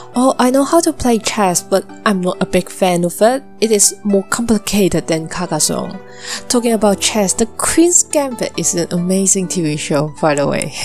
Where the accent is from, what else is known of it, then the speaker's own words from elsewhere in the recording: Hong Kong; my hometown